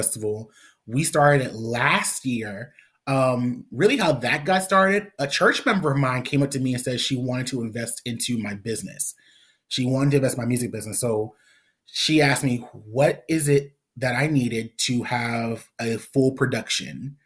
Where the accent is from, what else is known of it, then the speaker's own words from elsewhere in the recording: South Carolina, United States; my hometown